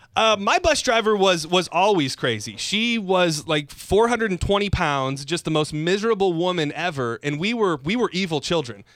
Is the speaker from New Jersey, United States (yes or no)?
no; Lapeer, Michigan, United States; moved away; I grew up in Lapeer, Michigan